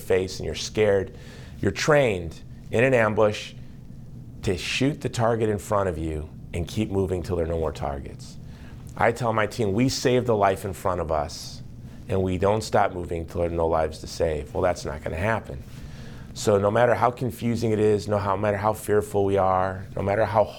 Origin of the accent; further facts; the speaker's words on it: United States; I am an American lay Catholic in the United States